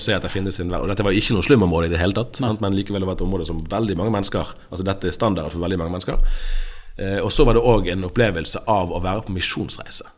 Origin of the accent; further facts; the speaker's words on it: Bergen, Vestland, Norway; Jeg er fra Bergen. Eh, jeg tror jeg kan si at jeg er tredjegenerasjons bergenser på begge sider.